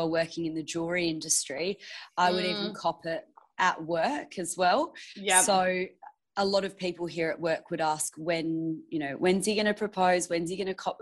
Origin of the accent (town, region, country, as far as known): Perth, Western Australia, Australia; born or raised there